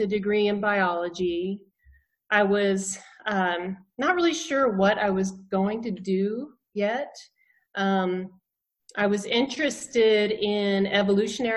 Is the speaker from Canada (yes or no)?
no; Thomasville, Georgia, United States; moved away as an adult; also born or lived in Tallahassee, Florida / Portland, Oregon; now in Hawaii, United States; I hail from the small South Georgia town of Thomasville.